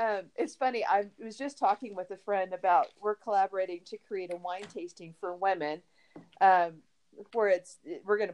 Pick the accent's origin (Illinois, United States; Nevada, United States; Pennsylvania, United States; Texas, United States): Texas, United States; also born or lived in Austin, Texas; now in Colorado Springs, United States; I'm from Texas, and you know, margaritas were just a way of life when I was growing up